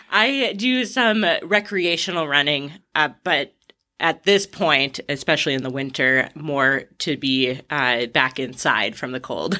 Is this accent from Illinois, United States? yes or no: no; Ashland, Wisconsin, United States; moved away as an adult; I was born in Ashland, raised there. I left when I was eighteen to go to college, but otherwise spent the entirety of my childhood in Wisconsin.